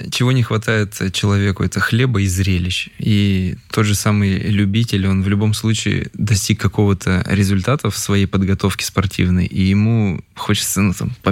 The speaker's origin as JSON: {"language": "Russian", "town": "Sverdlovsk", "region": "Sverdlovsk Oblast", "country": "Russia", "moved": "yes", "said": "Потом, когда какие-то переломные моменты, допустим, я из Свердловска переехал, когда с мамой, и тут нужен был какой-то мотивационный просто толчок."}